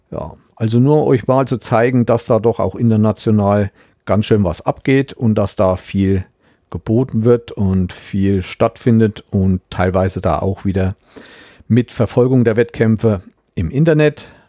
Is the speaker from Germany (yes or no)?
yes; Thuringia, Germany; Kein Problem. Und das als Thüringer.